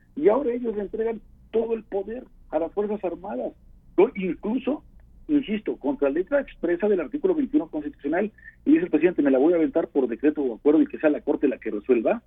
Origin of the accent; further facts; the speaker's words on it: Puebla, Mexico; como poblano comprometido que soy